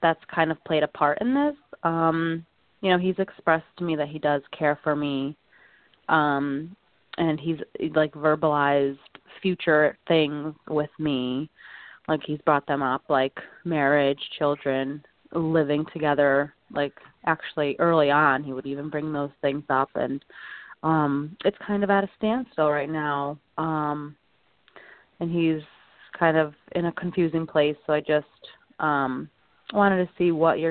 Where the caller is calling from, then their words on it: Connecticut, United States; I'm calling from Connecticut